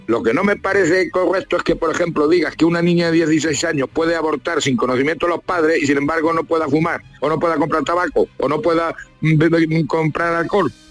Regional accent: Castilla-La Mancha, Spain; como el manchego. Por eso nos llaman a nosotros curipardo.

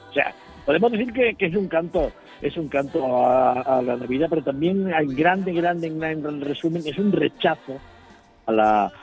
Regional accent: Huelva, Andalusia, Spain; born there; now in Seville, Spain; me considero tanto choquero de nacimiento como sevillero de adopción

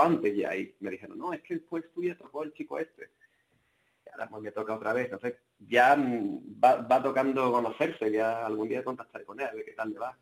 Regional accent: Spain; now in Sweden; Y los que somos españoles

